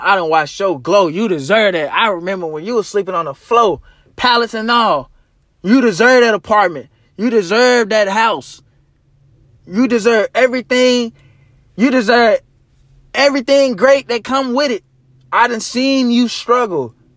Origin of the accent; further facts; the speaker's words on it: Arkansas, United States; my hometown. I mean, my, uh, home state, Arkansas.